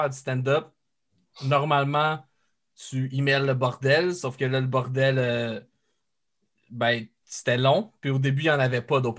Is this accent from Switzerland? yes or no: no; France; euh, j'avais dit ah ouais je viens de la France